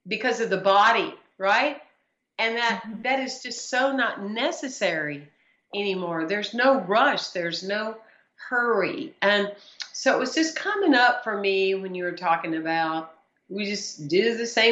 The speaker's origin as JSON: {"language": "English", "region": "South Carolina", "country": "United States", "moved": "yes", "said": "I'm originally from South Carolina"}